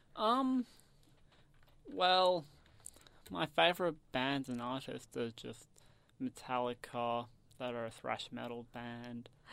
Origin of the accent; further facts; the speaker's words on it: Canberra, Australian Capital Territory, Australia; from Canberra. And I go to Fitzroy High